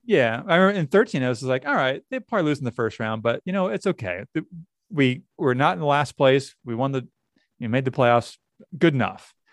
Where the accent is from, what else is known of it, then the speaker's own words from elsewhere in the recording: near Dartmouth, New Hampshire, United States; I grew up near Dartmouth